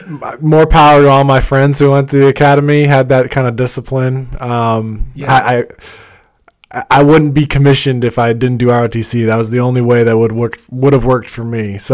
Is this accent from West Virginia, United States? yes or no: no; St. Louis, Missouri, United States; also born or lived in Midwest; Yeah, born and raised in St. Louis, Missouri. Moved around the Midwest, and so the interesting part there is my dad was in the Navy.